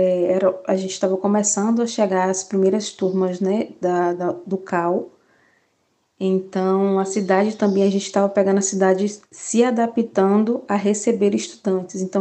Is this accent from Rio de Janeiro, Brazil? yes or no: no; Santo Antônio de Jesus, Bahia, Brazil; escolher uma universidade que fosse próxima à minha cidade, sou de Santo Antônio de Jesus